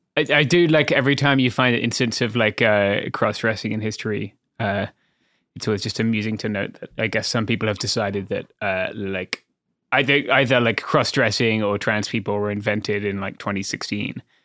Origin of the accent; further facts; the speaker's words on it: United Kingdom; as a British person